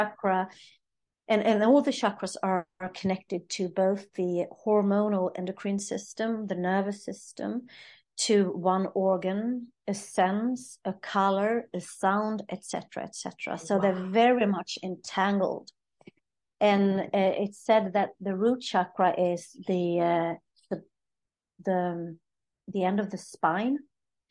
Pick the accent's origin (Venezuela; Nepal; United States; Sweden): Sweden; I'm from Sweden